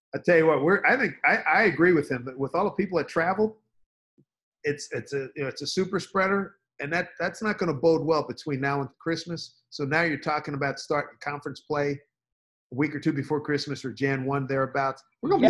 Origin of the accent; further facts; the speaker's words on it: I-95 corridor, East Coast, United States; also born or lived in New York / Philadelphia; I, as a guy born in East, you know, in East Coast, an I ninety five corridor, born and raised in New York, Philly, and living in New York most of my life.